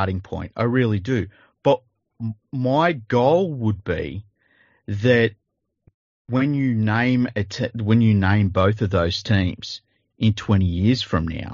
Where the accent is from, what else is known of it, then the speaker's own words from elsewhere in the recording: Sydney, New South Wales, Australia; I'm from Western Sydney, right? And I grew up around Tongan, Samoans, Fijians